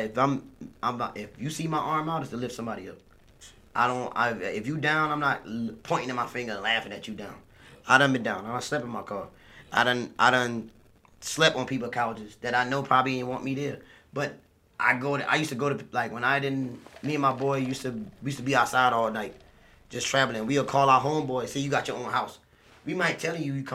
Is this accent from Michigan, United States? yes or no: no; Jacksonboro, South Carolina, United States; I came from a very, very small town